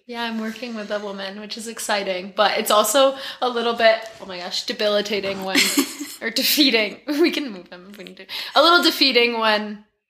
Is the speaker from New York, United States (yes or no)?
yes; Lake Placid, New York, United States; I grew up in Lake Placid, near Lake Placid, so around the Ironman culture.